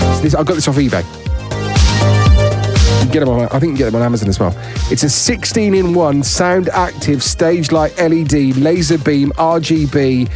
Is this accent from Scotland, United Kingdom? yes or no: no; Worcestershire, West Midlands, United Kingdom; moved away; my hometown of the Shire, Worcestershire.